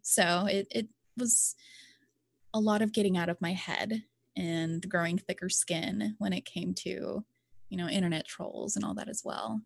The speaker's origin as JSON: {"language": "English", "region": "Louisiana", "country": "United States", "said": "I'm from Louisiana, and Louisiana is just, some areas, we're just part of little podunk areas"}